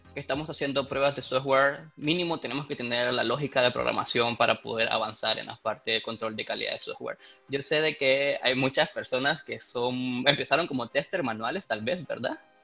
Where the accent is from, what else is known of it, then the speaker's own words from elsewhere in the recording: Nicaragua; Yo soy de Nicaragua